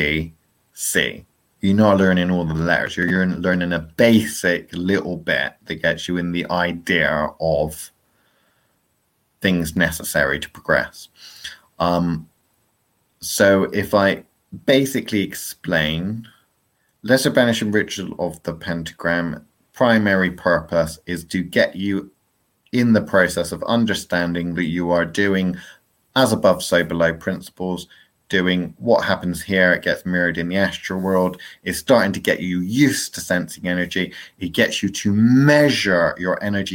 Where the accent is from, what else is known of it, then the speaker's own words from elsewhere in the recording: England, United Kingdom; I'm English and my English is pretty shit